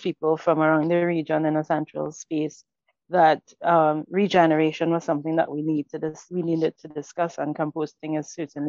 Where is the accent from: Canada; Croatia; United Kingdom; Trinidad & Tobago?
Trinidad & Tobago; I am originally from Mayaro and Rio Claro, the southeastern part of Trinidad and Tobago being the country.